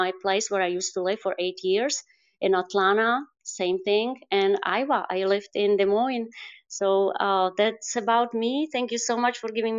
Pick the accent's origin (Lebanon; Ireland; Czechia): Czechia; English is a second language; also born or lived in United States; I'm also from the Czech Republic. I'm back from United States